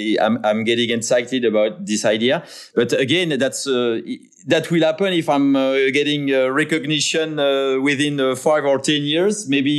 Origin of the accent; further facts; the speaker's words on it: France; English is a second language; maybe my craziest dream would be to be involved in some redesign on the clock on the city house of my hometown in France, for instance.